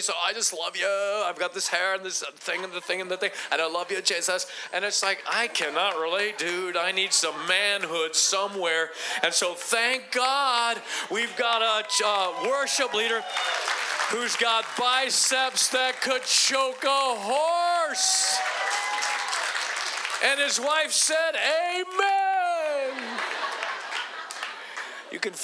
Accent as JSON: {"language": "English", "town": "Akron", "region": "Ohio", "country": "United States", "moved": "yes", "said": "I'm originally from Akron, Ohio"}